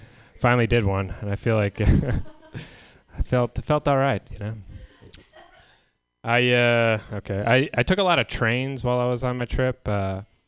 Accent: San Diego, California, United States; moved away; where I grew up in San Diego

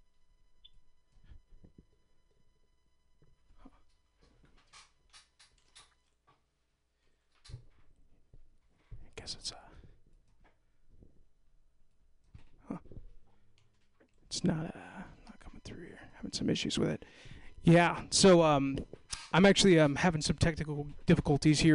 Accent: Castro Valley, California, United States; I'm an East Bay native myself

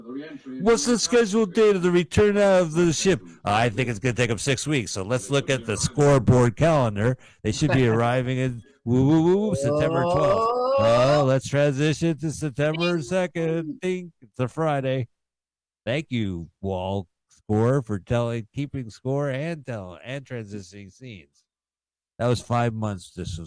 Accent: United Kingdom; I'm a Brit speaking American.

